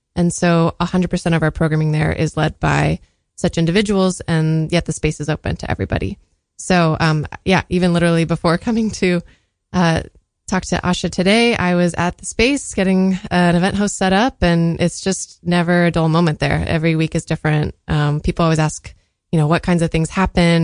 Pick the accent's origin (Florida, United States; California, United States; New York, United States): California, United States; San Diego; I was born in San Diego